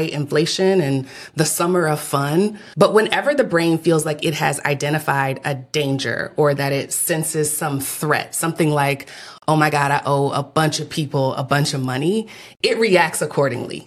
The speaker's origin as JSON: {"language": "English", "region": "Texas", "country": "United States", "moved": "yes", "lives_now": "Atlanta, United States", "said": "my fourth generation Texan"}